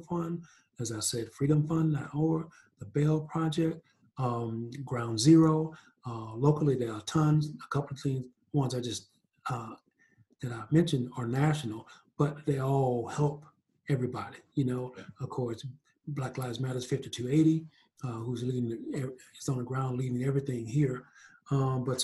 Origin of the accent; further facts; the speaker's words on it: East Texas, United States; now in Denver, United States; I grew up in East Texas